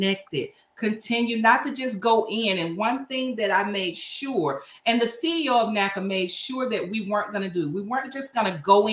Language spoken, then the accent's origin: English; Louisiana, United States; my hometown in Louisiana